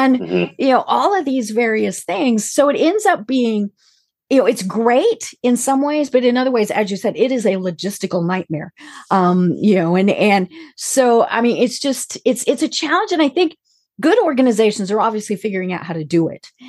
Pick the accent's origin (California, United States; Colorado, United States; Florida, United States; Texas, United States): Colorado, United States; moved away; I'm from Colorado